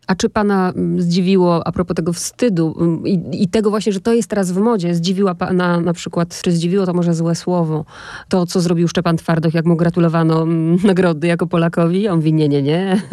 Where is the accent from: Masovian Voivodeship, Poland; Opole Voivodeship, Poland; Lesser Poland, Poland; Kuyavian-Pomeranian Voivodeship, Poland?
Opole Voivodeship, Poland; Opole Silesia; accent: Silesian; jako wychowana na tym Śląsku, Śląsku Opolskim